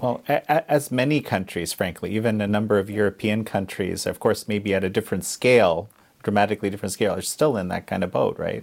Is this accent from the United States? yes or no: no; Canada; we're both Canadian